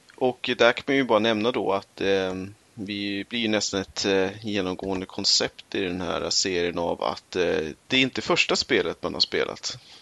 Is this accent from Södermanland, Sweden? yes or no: yes; Eskilstuna, Södermanland, Sweden; Vi hade arkadmaskiner på typ den eh, lokala tv-spelsbörsen hemma i Eskilstuna